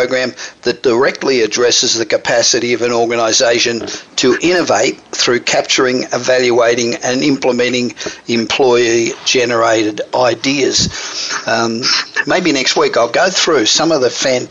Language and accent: English; Australia; accent: Australian; moved away as an adult; now in United States; I'm Australian, obviously. But I've been here just on 30 years, so the accent doesn't go away